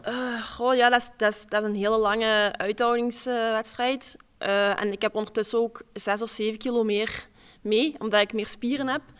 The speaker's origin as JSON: {"language": "Dutch", "town": "Pelt", "region": "Flanders", "country": "Belgium", "said": "Ik kom uit Pelt, Limburg"}